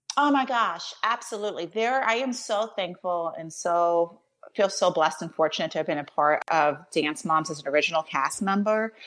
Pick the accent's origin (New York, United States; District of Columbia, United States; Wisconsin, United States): New York, United States; now in Pittsburgh, United States; I was born in New York, I was a New Yorker, and now I live in Pittsburgh